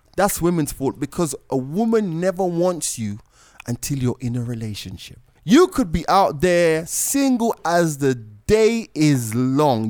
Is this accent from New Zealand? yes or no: no; Jamaica; also born or lived in London; now in Kenya; I was born in London. I grew up in Jamaica